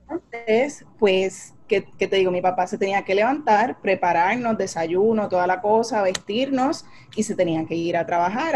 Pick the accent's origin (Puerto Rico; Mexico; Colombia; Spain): Puerto Rico; Carolina; also born or lived in San Juan, Puerto Rico; me crié en Lomas de Carolina